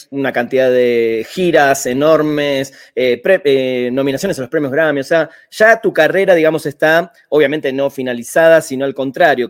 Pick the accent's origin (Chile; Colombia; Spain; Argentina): Argentina; Buenos Aires; vengo de Buenos Aires, cuna de muchas bandas muy interesantes